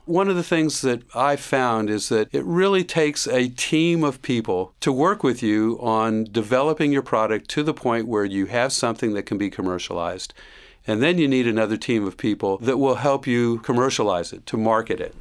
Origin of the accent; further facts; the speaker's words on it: Miami, Florida, United States; now in Gainesville, United States; I grew up in the southern part of Miami